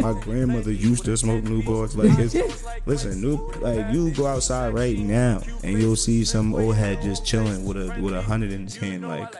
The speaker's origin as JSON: {"language": "English", "region": "New York", "country": "United States", "tie": "born or raised there", "also_born_or_lived": "Georgia", "moved": "yes", "said": "me and Seth, we both lived in Georgia as well. We grew up in New York, but we both lived in Georgia."}